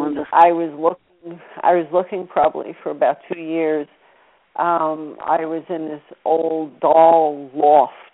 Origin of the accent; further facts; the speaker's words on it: Louisiana, United States; we're from Louisiana